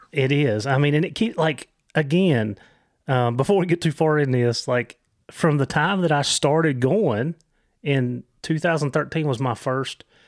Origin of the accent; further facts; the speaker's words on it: Virginia, United States; also born or lived in Christiansburg, Virginia; I'm from Virginia